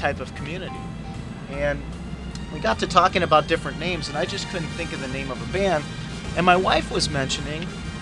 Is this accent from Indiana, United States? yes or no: yes; Gary, Indiana, United States; moved away; I was born in Gary, Indiana